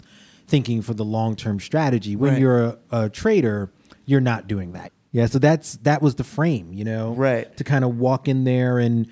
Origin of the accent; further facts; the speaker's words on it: New York City, New York, United States; I'm a New York kid. I grew up in Brooklyn